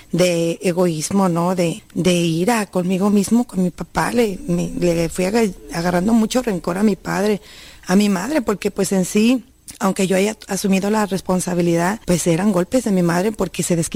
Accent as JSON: {"language": "Spanish", "region": "Jalisco", "country": "Mexico", "said": "Eh, ahí en nuestro rancho, yo vengo de la Sierra de Jalisco y pues no se escuchaba, más que nada era nomás que el tequila y que andaban borrachitos por ahí en las calles"}